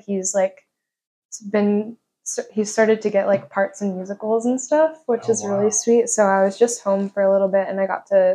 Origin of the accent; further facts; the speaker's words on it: Pittsburgh, Pennsylvania, United States; moved away; I'm from Pittsburgh, Pennsylvania